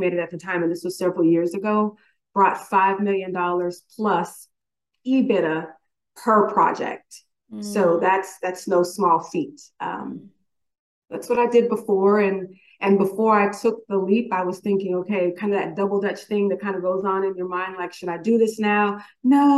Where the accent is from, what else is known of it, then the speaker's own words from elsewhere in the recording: San Bernardino Valley, California, United States; now in Houston, United States; I am literally a Valley girl, born and raised in the San Bernardino Valley on that San Andreas fault line